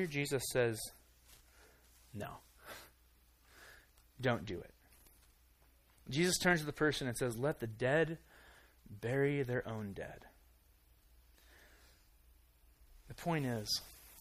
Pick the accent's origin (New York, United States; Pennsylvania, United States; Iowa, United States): Iowa, United States; I grew up in Iowa